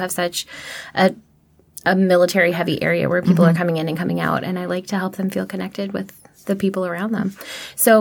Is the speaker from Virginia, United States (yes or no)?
yes; Prince William County, Virginia, United States; I grew up in Prince William County